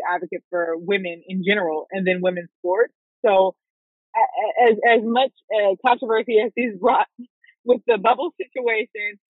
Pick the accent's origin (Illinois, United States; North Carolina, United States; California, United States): North Carolina, United States; Raleigh; I'm from Raleigh